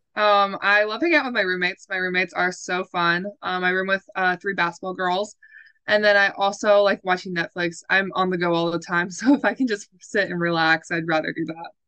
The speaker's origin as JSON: {"language": "English", "town": "Toledo", "region": "Ohio", "country": "United States", "said": "I'm from the Toledo, Ohio area"}